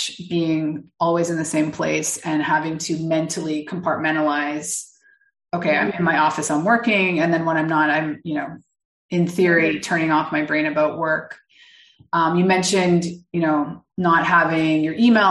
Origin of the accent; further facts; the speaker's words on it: Canada; now in Mexico; I live in Mexico. I'm originally from Canada